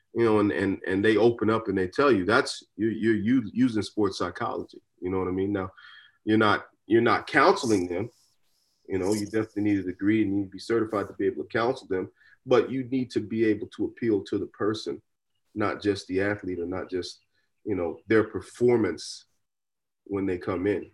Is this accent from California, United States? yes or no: no; Dallas, Texas, United States; a young kid growing up in Dallas